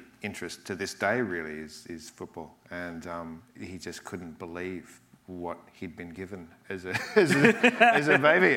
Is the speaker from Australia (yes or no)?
yes; Australia; I'm Australian, obviously. I lived in regional areas that were very dry